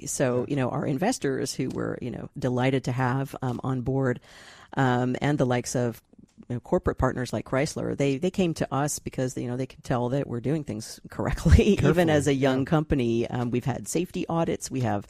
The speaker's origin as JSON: {"language": "English", "town": "Santa Monica", "region": "California", "country": "United States", "tie": "born there", "said": "I mean, I was born in Santa Monica."}